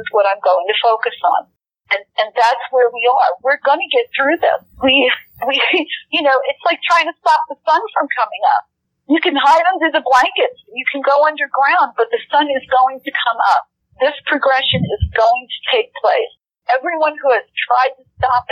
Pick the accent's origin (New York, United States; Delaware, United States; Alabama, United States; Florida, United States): New York, United States; I'm a New Yorker from way back